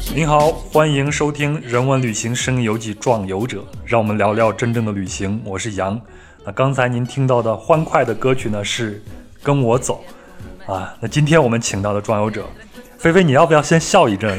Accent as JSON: {"language": "Chinese", "region": "Henan", "country": "China", "tie": "born or raised there", "said": "那我老家呢，是在河南嘛"}